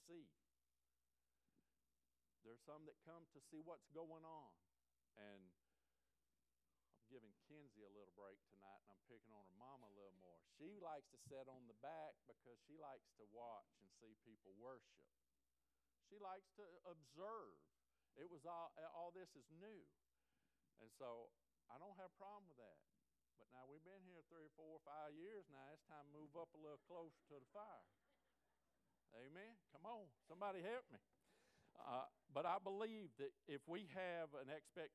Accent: Florida, United States; also born or lived in Alaska; now in Alabama, United States; I was born in Florida.

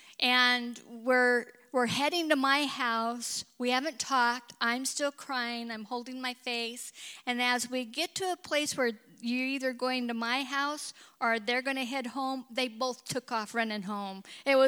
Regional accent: Kellogg, Idaho, United States; I was born and raised in Kellogg, Idaho, which was kind of a rough little mining town.

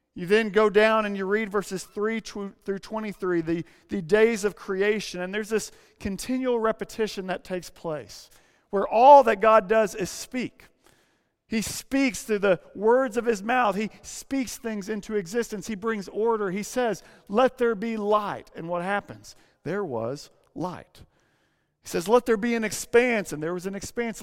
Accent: Arkansas, United States; now in San Francisco, United States; When I say Arkansas

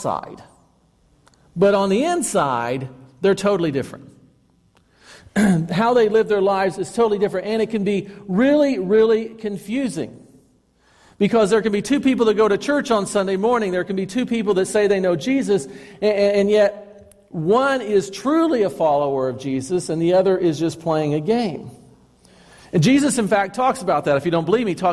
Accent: Chattanooga, Tennessee, United States; when I was growing up in Chattanooga

